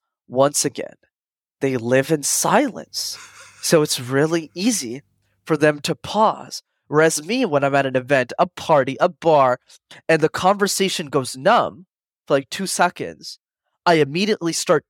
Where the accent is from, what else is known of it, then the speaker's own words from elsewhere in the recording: Montreal, Quebec, Canada; I grew up in Montreal in Canada, and it's a city where you need to know how to speak French, which is a language I didn't know.